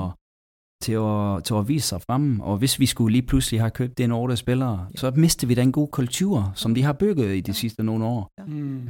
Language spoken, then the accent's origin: Danish; England, United Kingdom; Danish is a second language; moved away as an adult; also born or lived in Denmark; Altså jeg kommer fra England